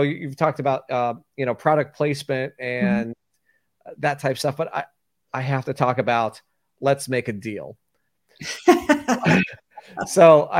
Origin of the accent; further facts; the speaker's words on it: Tampa, Florida, United States; I was born and raised in Tampa.